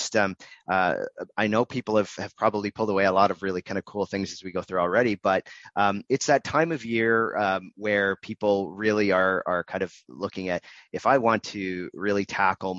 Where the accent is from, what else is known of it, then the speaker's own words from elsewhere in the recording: Canada; we're Canadian